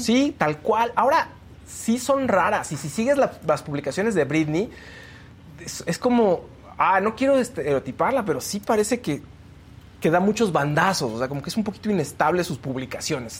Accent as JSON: {"language": "Spanish", "country": "Mexico", "said": "nosotros como mexicanos"}